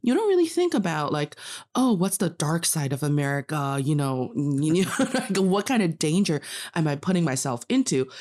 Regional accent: Northeast China, China; English is a second language; also born or lived in United States; now in Beijing, China; I am from the northeast part of China

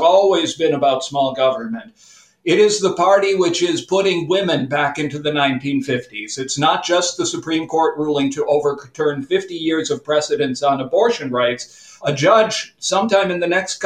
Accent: Chicago, Illinois, United States; now in Latvia; I grew up in Chicago

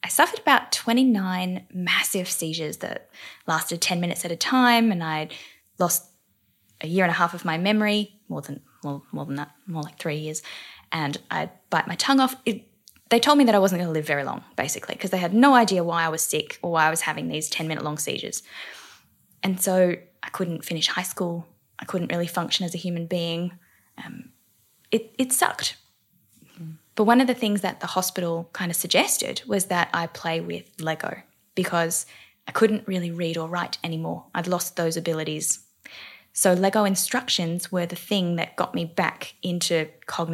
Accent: Perth, Western Australia, Australia; moved away as an adult; now in Melbourne, Australia; when I was 21, I decided to leave home and start a new life in Melbourne, because I'm originally from Perth

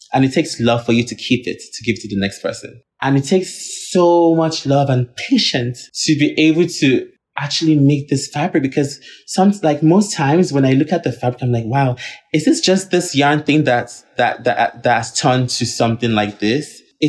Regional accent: Nigeria; Like snakes that we never even try to like do in as a Nigerian person, because we see that as like a serpent

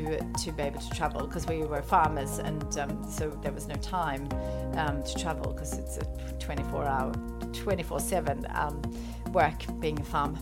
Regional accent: Sweden; So I grew up in Sweden on a farm.

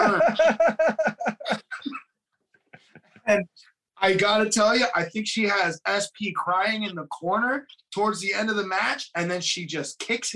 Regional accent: United States; I'm American

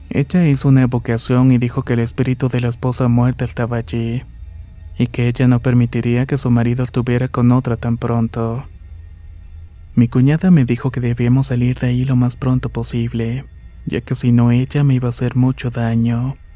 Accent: Honduras; Soy de Honduras actualmente y vivo en la ciudad de Choloma

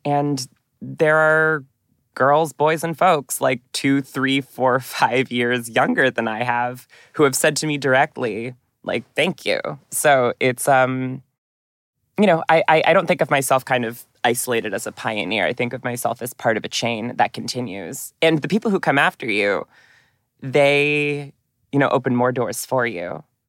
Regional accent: Newton, Massachusetts, United States; moved away as an adult; also born or lived in New York; my hometown in Newton, Massachusetts

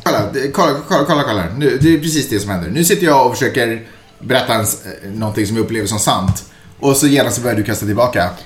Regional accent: Sweden; jag är svensk

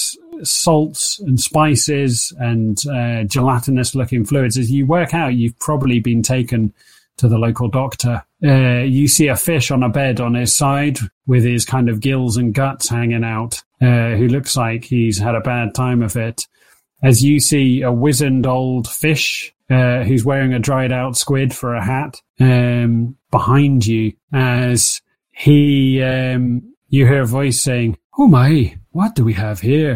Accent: Buckinghamshire, South East England, United Kingdom; growing up in Buckinghamshire

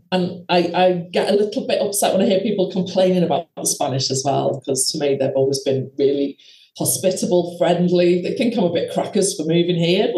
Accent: the Wirral, North West England, United Kingdom; moved away as an adult; now in Spain; I am from the Wirral originally, which is just near Liverpool

